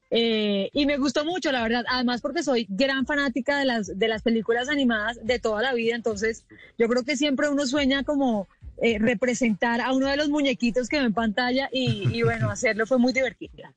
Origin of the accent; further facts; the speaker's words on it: Colombia; Yo soy la única colombiana